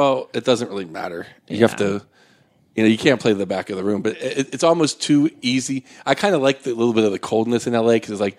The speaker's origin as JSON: {"language": "English", "town": "Pittsburgh", "region": "Pennsylvania", "country": "United States", "tie": "born or raised there", "also_born_or_lived": "San Francisco", "moved": "as an adult", "lives_now": "Los Angeles, United States", "said": "I grew up in Pittsburgh, Pennsylvania, and was just a bartender, kind of knock-around Italian kid"}